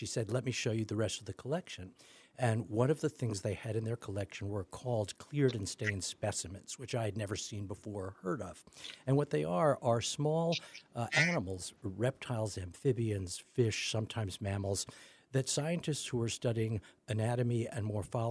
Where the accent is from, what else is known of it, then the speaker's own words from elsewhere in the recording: New York, United States; moved away; I grew up in New York, used to love going to the Natural History Museum